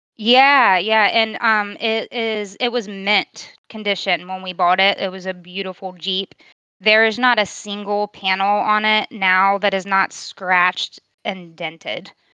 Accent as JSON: {"language": "English", "region": "Virginia", "country": "United States", "tie": "born or raised there", "said": "I'm from Virginia, born and raised"}